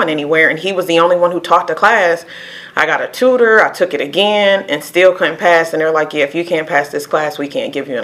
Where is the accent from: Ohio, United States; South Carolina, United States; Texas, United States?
Ohio, United States; Sandusky; also born or lived in Toledo, Ohio; I'm originally from Sandusky, Ohio